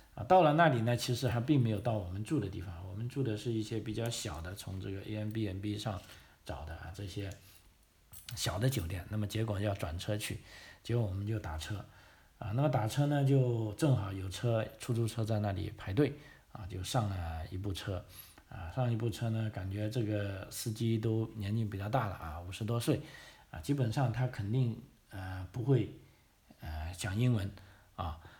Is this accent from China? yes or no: yes; China; now in Australia; 我们中国人